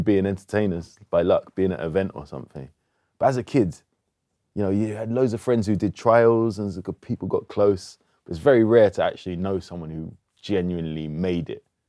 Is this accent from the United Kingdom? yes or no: yes; London, United Kingdom; all my family was Southeast London, but they moved to Northwest, so that's where I grew up